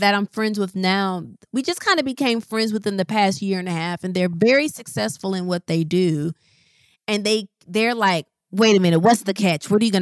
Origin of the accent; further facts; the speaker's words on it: Midwest, United States; moved away as an adult; I didn't move from the Midwest until 2017. I still lived, then I moved about 30 minutes outside of my hometown